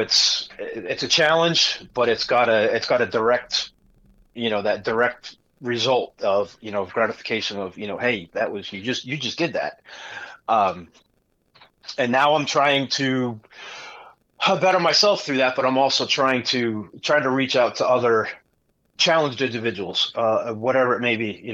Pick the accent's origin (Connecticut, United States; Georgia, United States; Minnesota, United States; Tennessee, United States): Connecticut, United States; moved away as an adult; now in Missouri, United States; I grew up in Connecticut